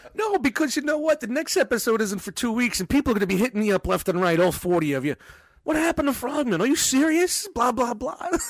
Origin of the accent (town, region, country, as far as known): New York City, New York, United States; born or raised there